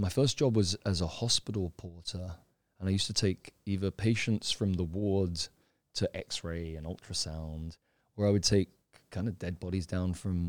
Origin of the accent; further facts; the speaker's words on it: London, United Kingdom; now in Thailand; I'm from London, UK originally. I came to Thailand originally, I think I was about 17 or 18, I came for vacation.